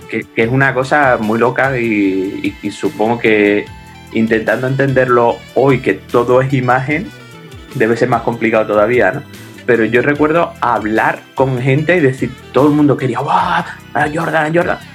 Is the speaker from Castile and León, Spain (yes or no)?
no; San Fernando, Andalusia, Spain; yo soy de San Fernando, de Cádiz, y en 1987 tenía 11, 12 años.